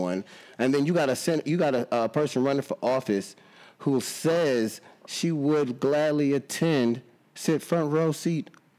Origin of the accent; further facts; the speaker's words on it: New Roads, Louisiana, United States; now in San Antonio, United States; I'm from Louisiana. So I'm from a little town called New Roads, and that little town is segregated. The train tracks run through the middle of the city. White folks on this side, black folks on this side. It's still like that.